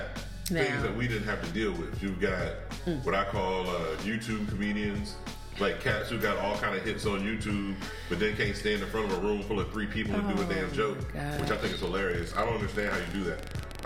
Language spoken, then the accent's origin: English; Ohio, United States; Well, white girls don't talk to me, but I'm from Ohio and I definitely know Dave.